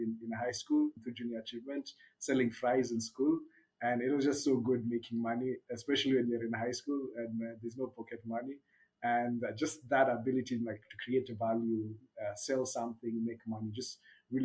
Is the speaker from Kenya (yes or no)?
yes; Nairobi, Kenya; also born or lived in Japan; I'm Kenyan born and bred, grew up in a small peri-urban area just outside of Nairobi called Gashie